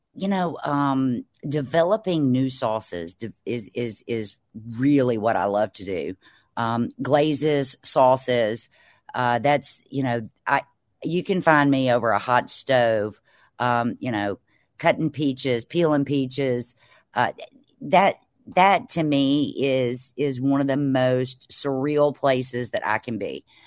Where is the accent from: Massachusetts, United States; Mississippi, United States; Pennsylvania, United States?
Mississippi, United States; Mississippi Delta, United States; I'm from the Mississippi Delta, which is along the Mississippi River down in Mississippi.